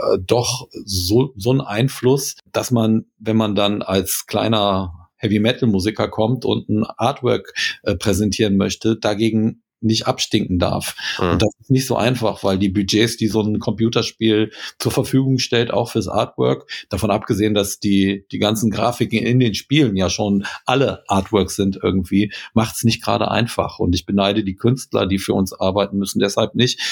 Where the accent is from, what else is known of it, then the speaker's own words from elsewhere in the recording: Krefeld, North Rhine-Westphalia, Germany; wir kommen aus Krefeld